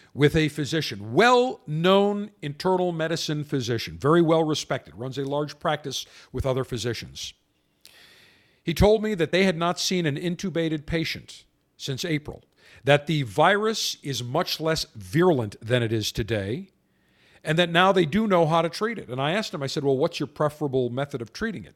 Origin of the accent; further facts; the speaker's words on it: Buffalo, New York, United States; now in Florida, United States; my hometown Buffalo